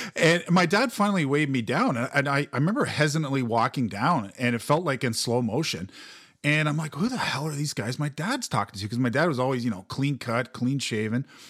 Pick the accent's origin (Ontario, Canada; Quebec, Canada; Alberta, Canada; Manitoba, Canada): Ontario, Canada; Mississauga; also born or lived in Toronto; I grew up in Mississauga, which is Peel Region